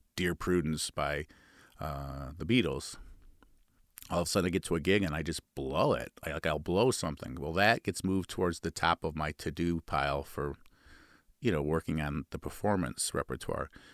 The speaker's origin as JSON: {"language": "English", "region": "Midwest", "country": "United States", "accent": "Midwestern nasal", "said": "we Midwesterners, uh, tend to be a little bit nasally"}